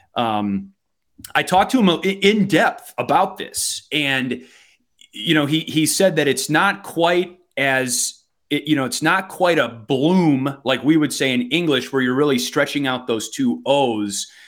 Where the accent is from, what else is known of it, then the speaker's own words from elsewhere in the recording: Wisconsin, United States; accent: Wisconsin; my Wisconsin accent